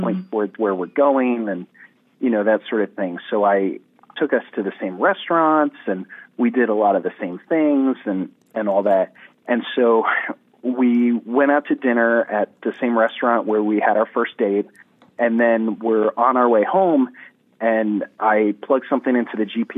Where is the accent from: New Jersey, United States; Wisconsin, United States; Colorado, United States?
New Jersey, United States; moved away as an adult; also born or lived in Virginia; I'm originally from New Jersey, even though I was actually in Virginia for grad school at the time